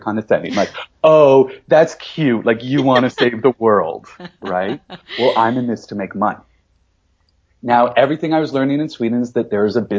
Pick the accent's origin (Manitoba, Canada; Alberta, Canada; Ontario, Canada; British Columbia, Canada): Ontario, Canada; London; born or raised there